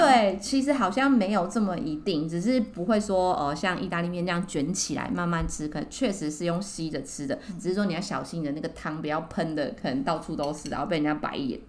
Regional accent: Taiwan; 我们台湾人

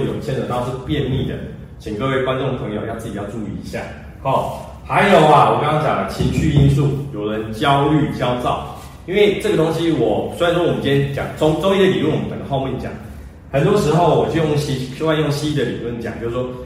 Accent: Taiwan; 我们台湾人

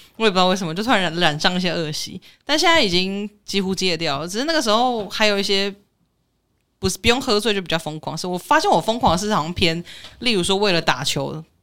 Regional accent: Taiwan; 因为我们台湾人自己都知道

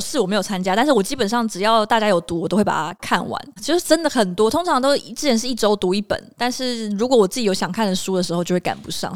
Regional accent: Taichung, Taiwan; 我是台中人

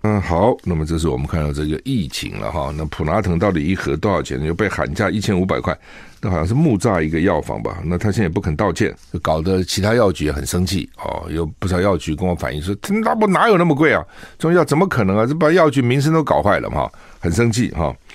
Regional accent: Taiwan; 我们台湾人

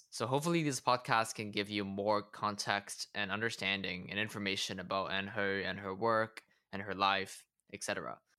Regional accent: Hong Kong; now in Los Angeles, United States; I'm finishing a master's in film and TV production in Los Angeles, California, and I'm also from Hong Kong.

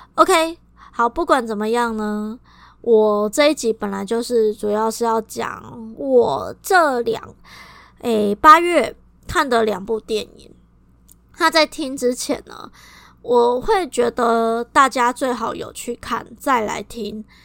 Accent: Kaohsiung, Taiwan; 我们高雄人最爱分南北

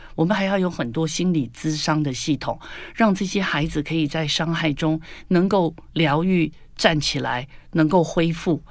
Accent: Taiwan; 我们在台湾有九年国民教育

